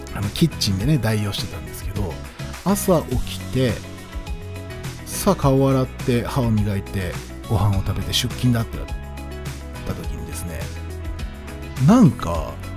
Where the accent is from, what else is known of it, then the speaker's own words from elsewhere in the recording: Tokyo, Japan; moved away as an adult; 僕は東京生まれ東京育 ちなんですけど